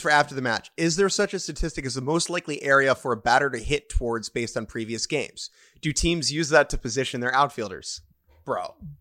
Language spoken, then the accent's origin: English; United States; I'm an American